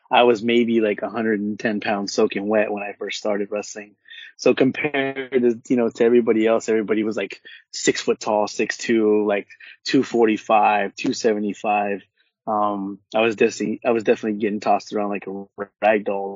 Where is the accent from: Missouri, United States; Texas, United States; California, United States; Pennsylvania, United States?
California, United States; Orange County; I'm from Orange County and from the West Coast